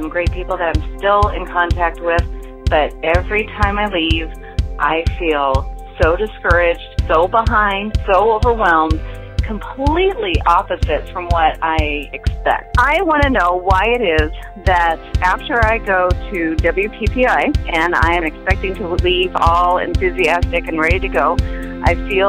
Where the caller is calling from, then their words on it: La Habra Heights, California, United States; I am calling from La Habra Heights, California.